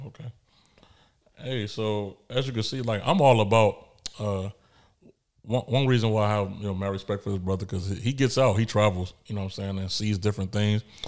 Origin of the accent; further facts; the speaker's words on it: Chicago, Illinois, United States; moved away; I'm a kid from Chicago